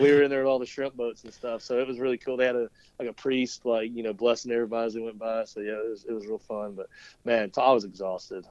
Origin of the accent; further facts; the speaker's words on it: Lake Lanier, Georgia, United States; I grew up on the Chattahoochee around uh, Lake Lanier, above, below Lake Lanier. I grew up uh, paddling the Etowah